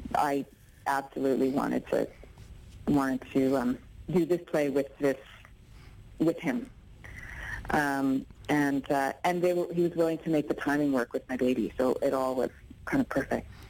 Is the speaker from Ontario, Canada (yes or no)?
yes; Ontario, Canada; I'm an actor from Ontario. I live in Toronto